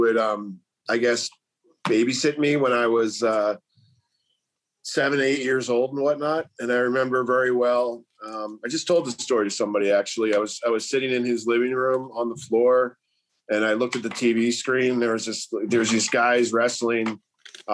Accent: outside Philadelphia, Pennsylvania, United States; I grew up outside Philadelphia

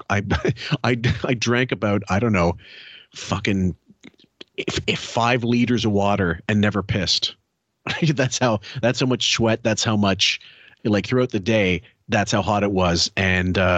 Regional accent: Las Vegas, Nevada, United States; you know, I grew up in Las Vegas.

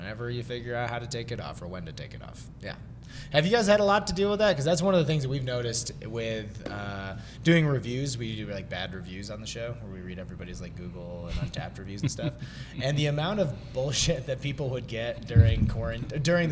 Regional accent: New York, United States; now in Colorado, United States; I am from New York

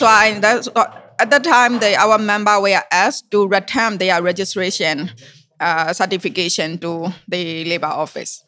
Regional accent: Myanmar; moved away as an adult; now in Germany; I could not go back to Myanmar. And I have to seek political asylum in Germany.

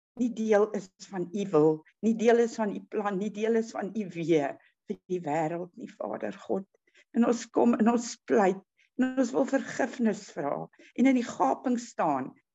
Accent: South Africa; Ons as Suid-Afrikaners

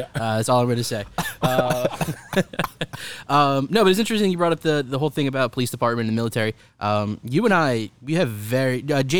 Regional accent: New York, United States; I'm from New York.

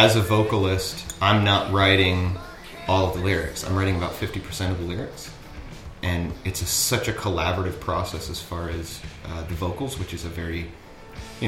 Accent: the South, United States; moved away as an adult; also born or lived in Seattle; now in Berlin, Germany; I'm from the South in the States.

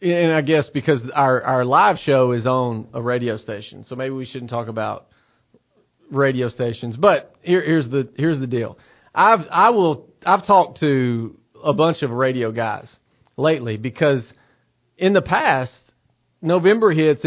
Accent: Southern United States, United States; accent: Southern; There's moments where my Southern accent comes stronger than others.

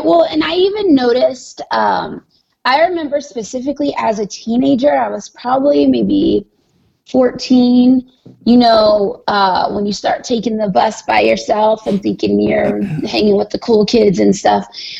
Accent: Arizona, United States; born there; I was born in Arizona. I had never seen snow before.

